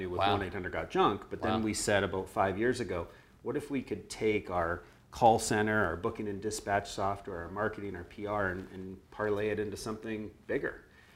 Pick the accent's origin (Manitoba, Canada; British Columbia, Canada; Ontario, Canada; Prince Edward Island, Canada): British Columbia, Canada; Vancouver; also born or lived in San Francisco, United States; moved up here when I was 8 years old